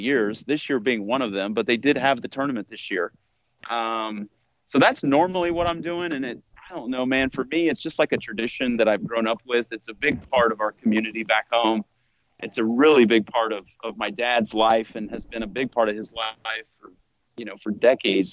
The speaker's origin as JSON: {"language": "English", "town": "Newton", "country": "United States", "tie": "born or raised there", "moved": "yes", "said": "I am usually back home uh, where I grew up in Newton"}